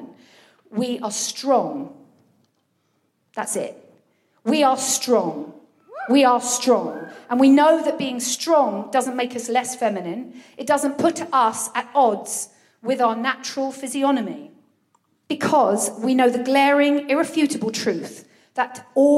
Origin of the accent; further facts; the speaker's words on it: Brighton, South East England, United Kingdom; now in Folkestone, United Kingdom; I've spent a significant enough amount of time of my childhood in Brighton